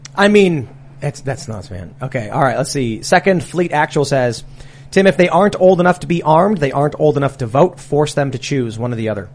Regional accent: Chicago, Illinois, United States; I'm from Chicago

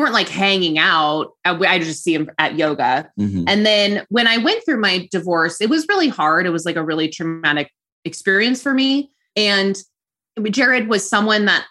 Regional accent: Redlands, California, United States; I'm from Redlands, California, which is like a really cute little town in Southern California. And that's where I currently live too.

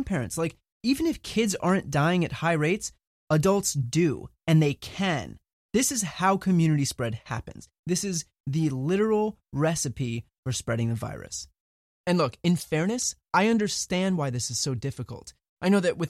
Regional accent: New Jersey, United States; I grew up in New Jersey, went to an average public school, middle of the road

